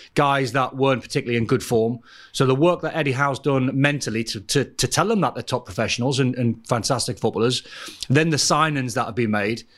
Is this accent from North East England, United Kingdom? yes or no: yes; Newcastle upon Tyne, North East England, United Kingdom; I'm from Newcastle